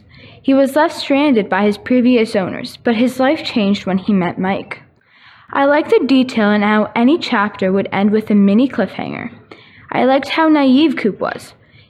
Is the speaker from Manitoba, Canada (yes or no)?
yes; Winnipeg, Manitoba, Canada; from Linden Meadows